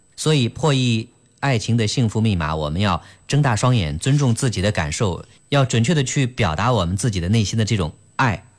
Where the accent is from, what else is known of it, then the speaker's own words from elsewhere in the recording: China; 对于我们中国人来说，很多人是。不太善于去直接表达